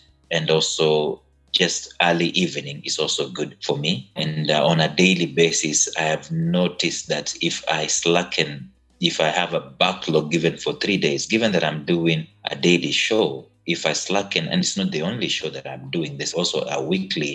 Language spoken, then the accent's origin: English; Kenya; I'm Kenyan.